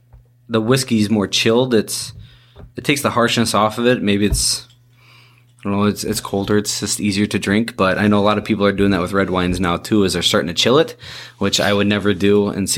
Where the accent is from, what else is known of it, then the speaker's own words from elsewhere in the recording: Iowa, United States; I am from Iowa